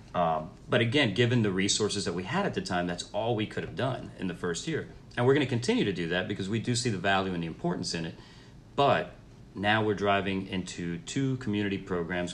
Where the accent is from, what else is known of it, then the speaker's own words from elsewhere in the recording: Miami, Florida, United States; moved away as an adult; now in Charlotte, United States; I'm originally from Miami, Florida, uh, first generation American